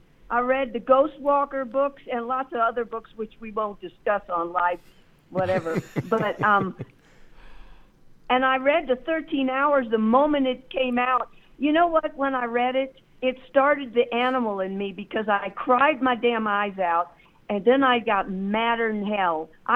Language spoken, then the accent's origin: English; Wiesbaden, Hesse, Germany; born there; Rob, I was born in Wiesbaden.